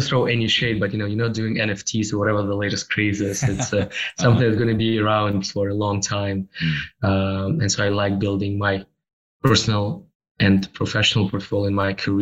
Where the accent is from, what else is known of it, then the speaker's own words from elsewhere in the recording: Russia; moved away as an adult; also born or lived in Toronto, Canada; born and raised in Russia, and then I moved to Canada in 2007, where in Toronto